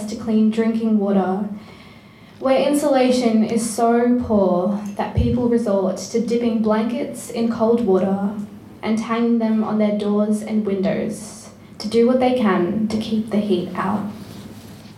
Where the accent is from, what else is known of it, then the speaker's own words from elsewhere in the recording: India; now in Australia; I come from a village where cows and stray dogs roam the streets